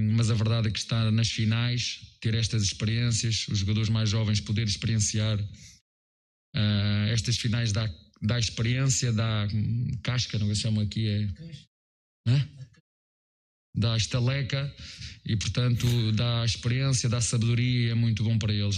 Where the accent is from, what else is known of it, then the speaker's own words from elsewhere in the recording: Portugal; moved away as an adult; now in Brazil; sou português, da Europa, de Portugal